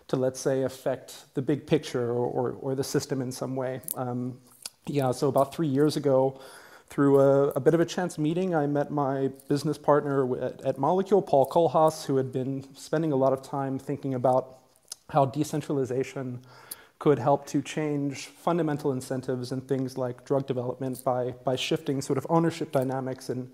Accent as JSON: {"language": "English", "country": "United States", "tie": "born or raised there", "said": "I grew up in the United States"}